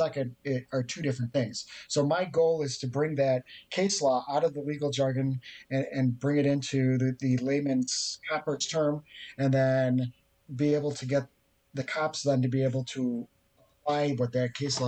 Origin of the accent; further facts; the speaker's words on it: just outside of Chicago, Illinois, United States; I'm from the People's Republic of the great failing state of Illinois. just outside of Chicago.